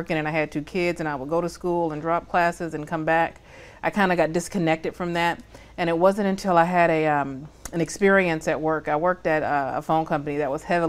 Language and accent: English; Oakland, California, United States; I'm from Oakland, California. Yeah. And I grew up an only child